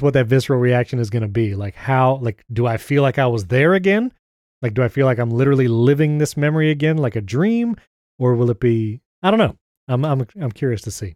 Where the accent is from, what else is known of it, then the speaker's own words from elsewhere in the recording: New York, United States; now in Brandon, Florida, United States; I grew up in New York